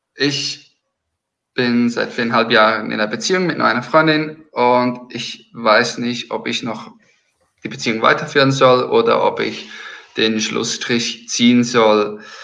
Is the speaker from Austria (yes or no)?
no; Switzerland; ich komme aus der Schweiz.